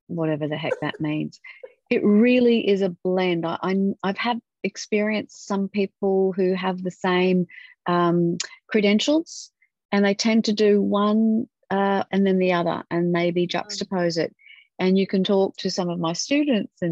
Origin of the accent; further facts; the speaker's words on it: Western Australia, Australia; Western Australia. Yeah. Fantastic. In my home state